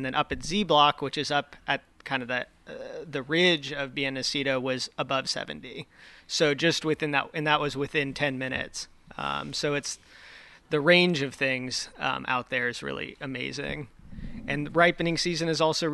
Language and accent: English; Danville, California, United States; I'm from Contra Costa County, so the East Bay